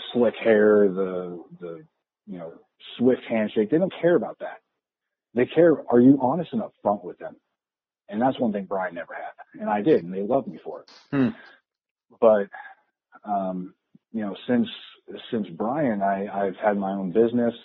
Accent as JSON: {"language": "English", "region": "Pacific Northwest", "country": "United States", "said": "I'm from the Pacific Northwest"}